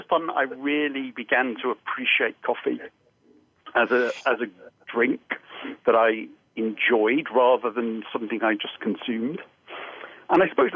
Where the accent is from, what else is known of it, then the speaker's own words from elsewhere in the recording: Holywell, Wales, United Kingdom; moved away as an adult; also born or lived in York; I grew up in North Wales in a small town called Holywell